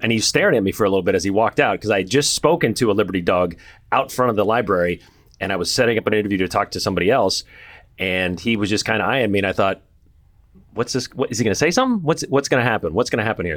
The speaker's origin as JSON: {"language": "English", "region": "California", "country": "United States", "tie": "born or raised there", "moved": "yes", "lives_now": "Boise, United States", "said": "I grew up in California and, uh, on the coast"}